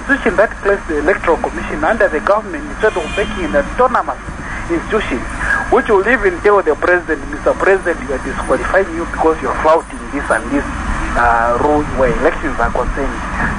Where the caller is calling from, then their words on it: Lusaka, Lusaka Province, Zambia; Within Lusaka.